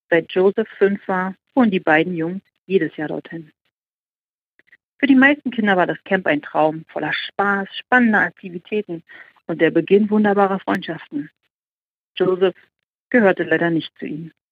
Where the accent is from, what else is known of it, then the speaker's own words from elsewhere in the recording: Germany; Nach Deutschland, ich, äh, weil es meine, äh, ja, mein Heimatland ist.